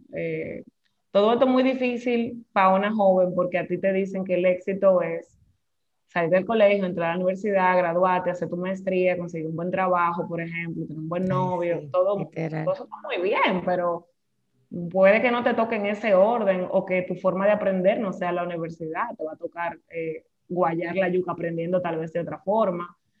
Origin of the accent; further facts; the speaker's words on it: Santo Domingo, Distrito Nacional, Dominican Republic; yo soy nacida en Santo Domingo. Em, hasta bueno, vamos a decir que nací y criada hasta los 20 y pico de años en Cristo Rey, que es un barrio de Santo Domingo